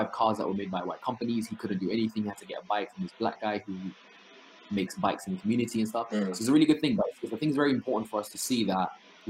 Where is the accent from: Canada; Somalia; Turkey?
Somalia; Yeah, that's literally like me growing up in Somalia.